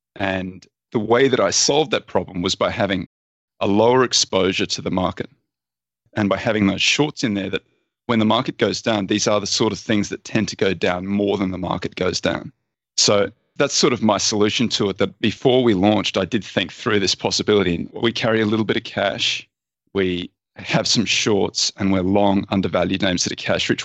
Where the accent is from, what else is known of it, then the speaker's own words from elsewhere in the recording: Australia; I'm Australian